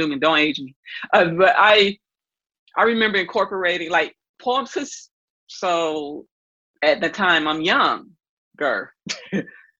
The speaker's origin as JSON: {"language": "English", "town": "Atlanta", "region": "Georgia", "country": "United States", "tie": "born or raised there", "said": "I'm from Atlanta, Georgia. I was born in Grady Hospital. I'm a Grady baby. Went to Atlanta Public Schools"}